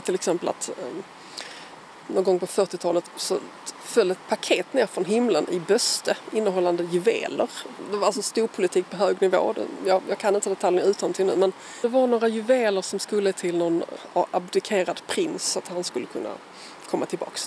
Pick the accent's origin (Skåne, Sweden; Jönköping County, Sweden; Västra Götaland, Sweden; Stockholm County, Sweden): Skåne, Sweden; also born or lived in Malmö; jag är uppvuxen på Österlen